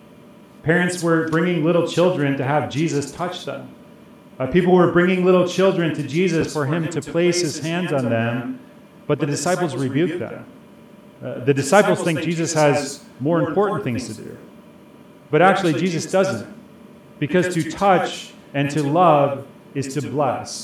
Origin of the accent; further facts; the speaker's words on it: Chicago, Illinois, United States; I grew up in Chicago, and I grew up in a neighborhood with a lot of Swedish families